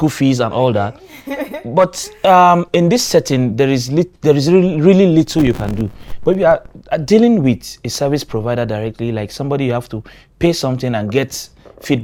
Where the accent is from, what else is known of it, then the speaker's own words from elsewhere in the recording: Ogori, Kogi, Nigeria; first language Oko (Osayen); I'm from Kogi State, and there's a place called Ogori Magongo